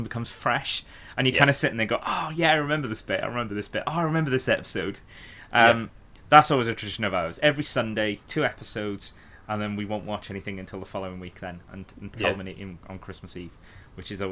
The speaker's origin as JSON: {"language": "English", "area": "the Valleys", "region": "Wales", "country": "United Kingdom", "said": "I'm from the Valleys area"}